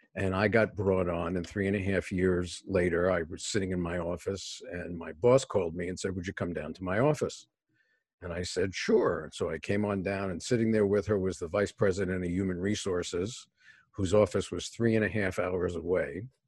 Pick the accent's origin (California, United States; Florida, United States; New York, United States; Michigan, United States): New York, United States; New York City; moved away; I was born and raised in a city housing project in New York City